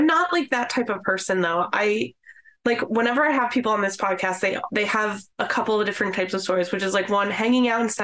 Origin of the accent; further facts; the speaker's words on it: the Poconos, Pennsylvania, United States; I'm from the Poconos